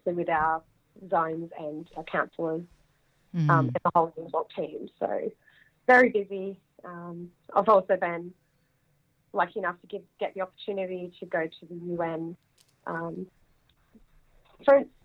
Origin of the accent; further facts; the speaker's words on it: Broken Hill, New South Wales, Australia; moved away as an adult; also born or lived in Adelaide / Newcastle / Sydney; So I grew up in Broken Hill, moved to Adelaide to study, and have made my way around back to Broken Hill, Newcastle, Sydney.